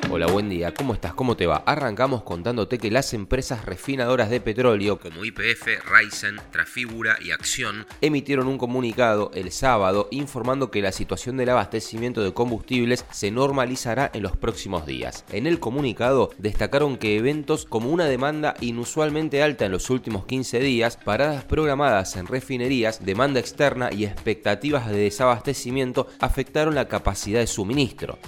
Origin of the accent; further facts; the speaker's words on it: Argentina; como argentinos y argentinas